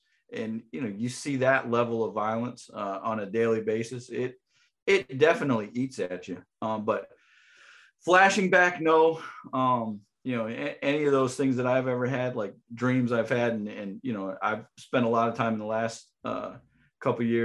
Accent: Windsor, Connecticut, United States; moved away as an adult; also born or lived in Westfield, Massachusetts / Savannah, Georgia; I went to go work for the police department in my hometown of Windsor, Connecticut

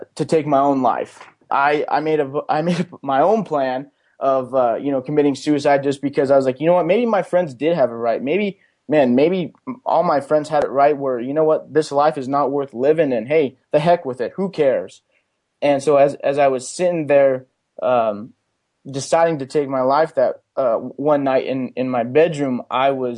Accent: Pueblo, Colorado, United States; I grew up in Pueblo, Colorado. I went to Pueblo County High School

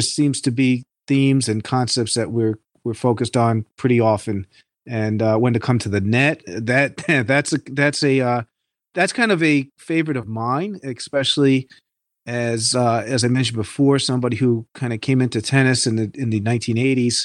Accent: Hudson Valley, New York, United States; I'm from the Hudson Valley, New York region

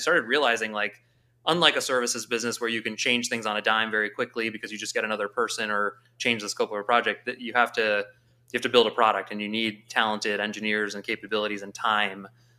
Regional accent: St. Louis, Missouri, United States; moved away as an adult; I grew up in my immigrant household, born and raised in St. Louis, very proudly. And I was away for 18 years, and I actually just moved back. So I'm St. Louis for life.

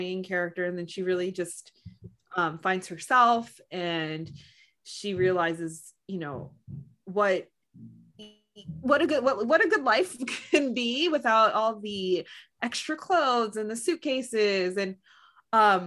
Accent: United States; I'm Filipino American

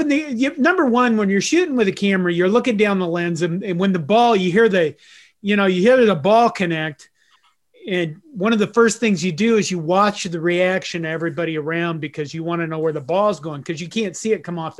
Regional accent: Western Nebraska, United States; I grew up Catholic in Western Nebraska.

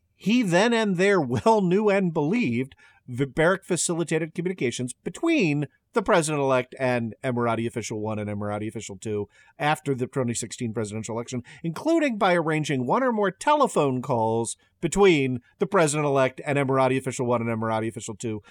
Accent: Maryland, United States; my home state of Maryland

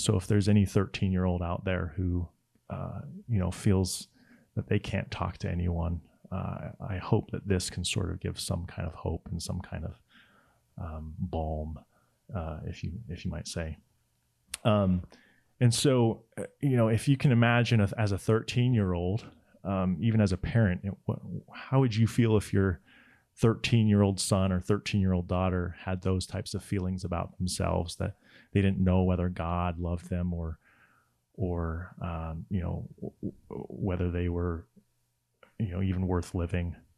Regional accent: Laie, Hawaii, United States; I grew up in La Hie, Hawaii, which is on the north shore of the island of Oahu

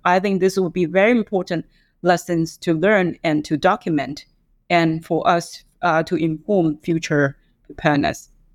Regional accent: Taiwan; now in Hong Kong; I grew up in Taiwan

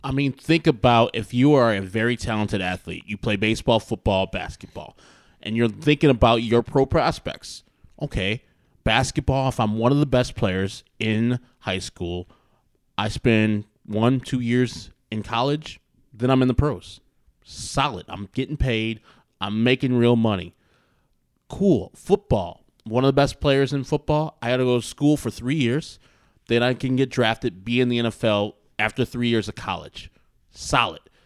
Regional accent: Wheaton, Illinois, United States; we're from Wheaton

